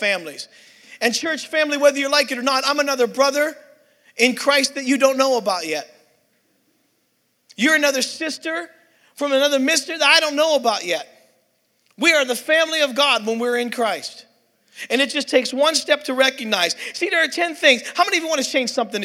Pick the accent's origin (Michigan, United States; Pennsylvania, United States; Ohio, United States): Pennsylvania, United States; Pittsburgh; I'm from Pittsburgh, PA